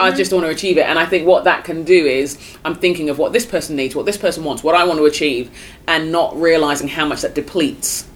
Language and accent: English; United Kingdom; as a Brit